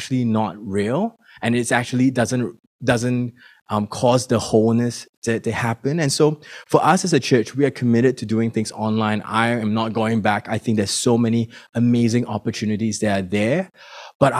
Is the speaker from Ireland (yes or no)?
no; Singapore; now in Melbourne, Australia; And I come from Singapore. My family is still in Singapore.